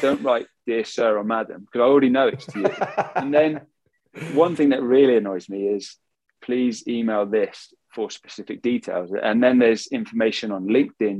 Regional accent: England, United Kingdom; I'm English, I can speak Swedish

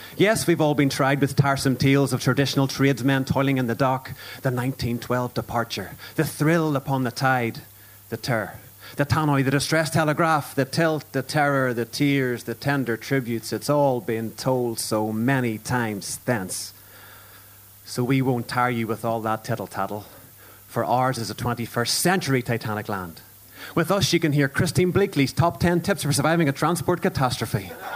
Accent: Ulster, Northern Ireland, United Kingdom; I'm Irish and an Ulsterman

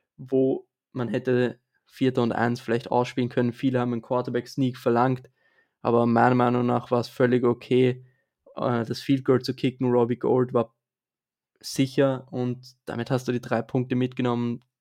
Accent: Vienna, Austria; ich bin aus Österreich und zwar genauer gesagt aus Wien

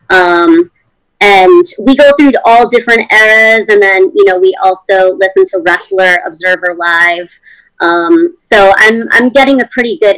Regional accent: East Coast, United States; I mean, I'm from the East Coast

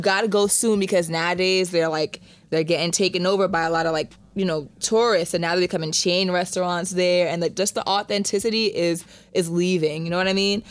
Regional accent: Jamaica; I'm Caribbean, I'm Jamaican.

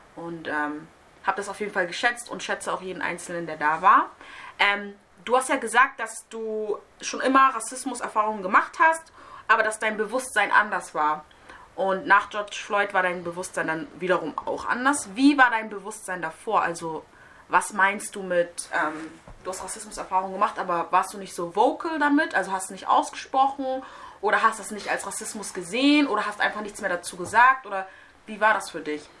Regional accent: Hamburg, Germany; Ich bin hier in Hamburg zur Schule gegangen

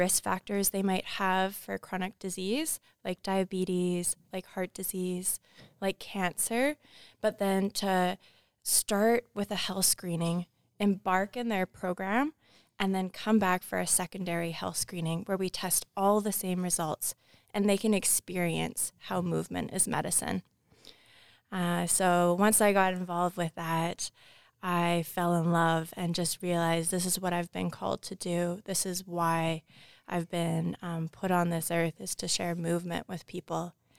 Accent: British Columbia, Canada; born there; now in Kamloops, Canada; I was born here in on Musqueam territory, but now reside on Tsikwatmekulu in Kamloops.

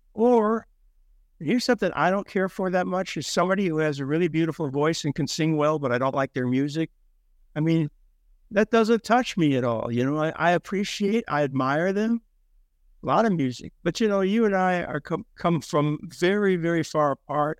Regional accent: Minnesota, United States; I'm from Minnesota

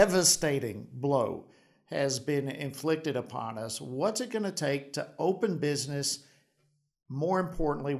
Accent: Georgia, United States; My home state of Georgia

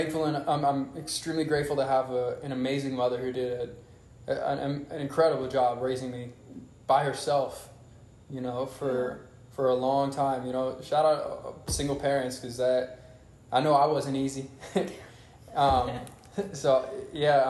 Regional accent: Atlanta, Georgia, United States; also born or lived in Waterloo, Iowa; I moved from there in 2005. I was about 8, 9 years old at the time. So pretty much all my formative years were here in Atlanta.

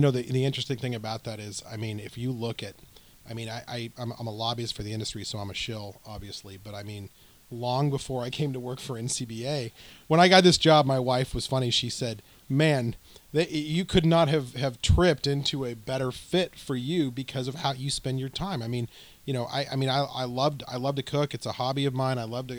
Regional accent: Southwest, United States; So we're from the Southwest, a couple of us, and you know, West Texas we include in that.

